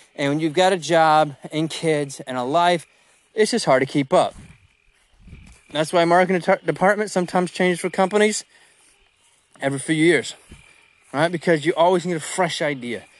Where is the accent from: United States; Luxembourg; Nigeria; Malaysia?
United States; I'm an American too